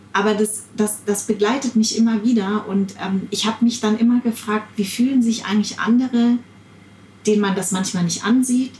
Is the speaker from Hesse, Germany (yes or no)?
yes; Darmstadt, Hesse, Germany; ich bin in Darmstadt geboren